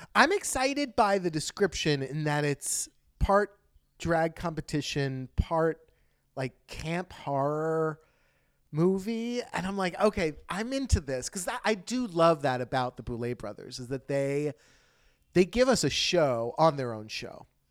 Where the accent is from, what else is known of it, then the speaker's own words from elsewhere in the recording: United States; I'm American